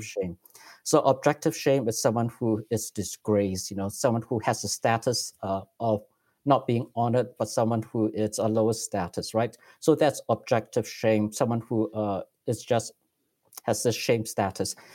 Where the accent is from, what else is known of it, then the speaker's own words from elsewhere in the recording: Singapore; moved away as an adult; also born or lived in Silicon Valley, United States; now in United States; I grew up in Singapore. I'm actually still a Singaporean citizen, and I'm just a permanent resident in the United States